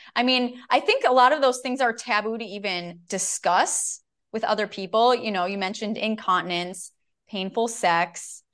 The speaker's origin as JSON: {"language": "English", "region": "Minnesota", "country": "United States", "said": "I'm a Minnesotan"}